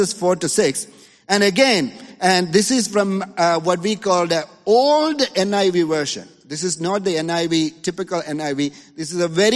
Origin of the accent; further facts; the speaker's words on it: India; now in Los Angeles, United States; a little kid in the 80s, growing up in India